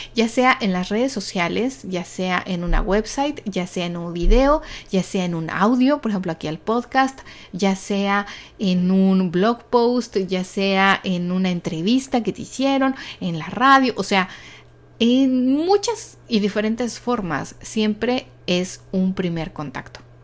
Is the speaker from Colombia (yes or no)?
no; Mexico; soy de México